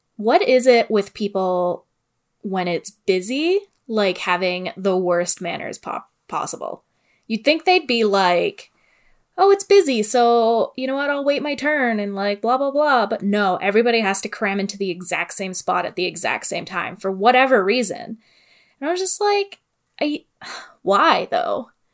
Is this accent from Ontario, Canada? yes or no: yes; Sault Ste. Marie, Ontario, Canada; I am from the Great North all the way up there in Sault Ste. Marie, and snow days were not a thing.